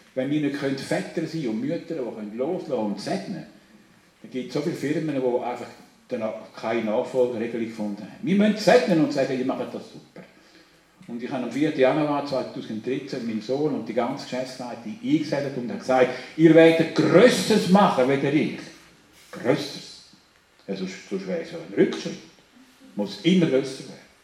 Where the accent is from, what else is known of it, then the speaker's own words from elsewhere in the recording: Switzerland; Wir sind doch Schweizer, oder? Wir Schweizer sind ein besonderes Volk.